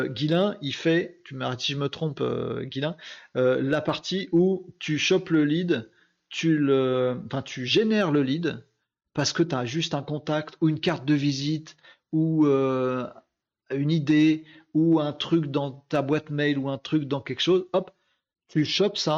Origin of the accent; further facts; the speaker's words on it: Hauts-de-France, France; oui, je suis du Nord, ouais, bah oui, c'est pas très distingué.